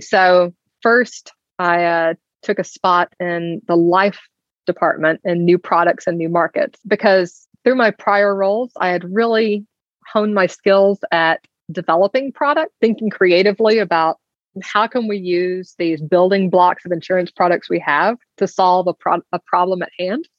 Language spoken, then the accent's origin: English; Alabama, United States; I grew up in Alabama